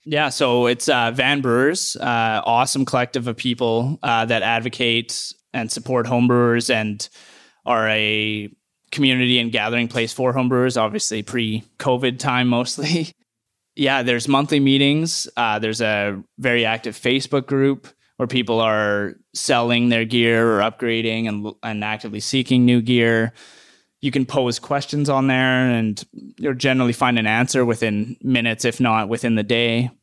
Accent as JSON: {"language": "English", "town": "Edmonton", "region": "Alberta", "country": "Canada", "moved": "yes", "said": "I'm from Edmonton"}